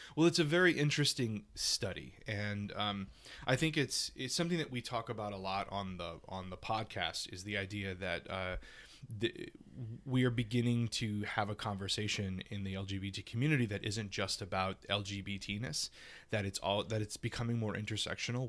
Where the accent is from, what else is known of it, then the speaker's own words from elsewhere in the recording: Louisiana, United States; moved away; my small town in Louisiana